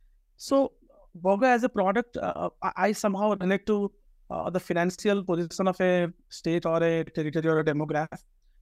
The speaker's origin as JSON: {"language": "English", "region": "Odisha", "country": "India", "also_born_or_lived": "Bangalore", "moved": "as an adult", "said": "I come from Odisha, Eastern India state"}